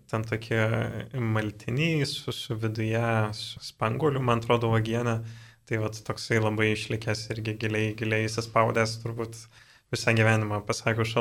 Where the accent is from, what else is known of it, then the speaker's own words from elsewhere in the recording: Dzūkija, Lithuania; aš pats esu iš Dzukijos, tai vad seneliai, e, tėčio pusės irgi vad yra iš Dzukijos, toks krosnos e, miestelis yra